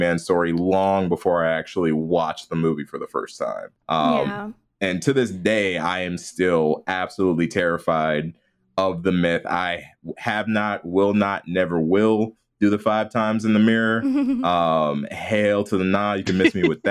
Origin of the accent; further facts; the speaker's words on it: outside Chicago, Illinois, United States; I grew up outside Chicago